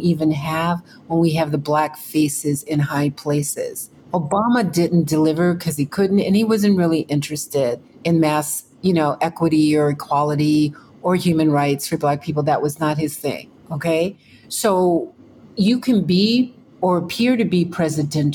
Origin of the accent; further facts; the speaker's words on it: Texas, United States; I grew up in Texas